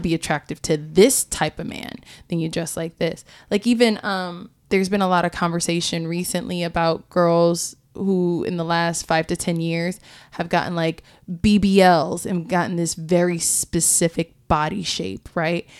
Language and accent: English; Florida, United States; growing up in Florida